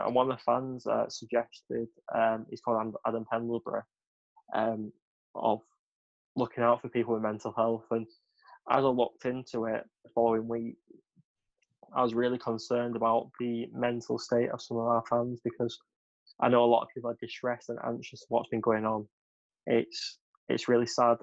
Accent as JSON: {"language": "English", "area": "West Thornton", "region": "North West England", "country": "United Kingdom", "said": "I'm actually from West Thornton"}